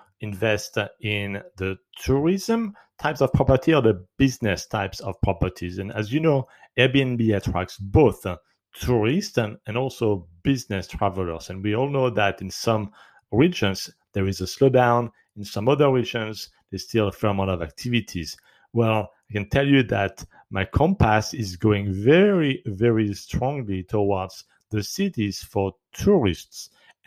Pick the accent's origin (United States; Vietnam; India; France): France; moved away; even in my home country, in France